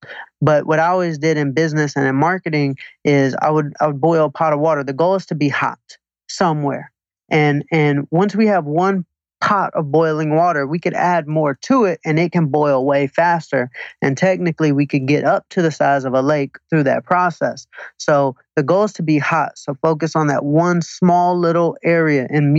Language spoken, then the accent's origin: English; Atlanta, Georgia, United States; now in Manhattan Beach, United States; Atlanta, Georgia.